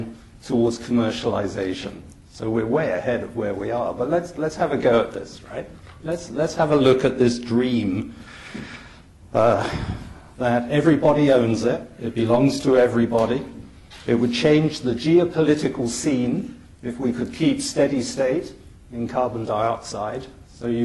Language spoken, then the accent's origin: English; United Kingdom; now in Toronto, Canada; I'm a Brit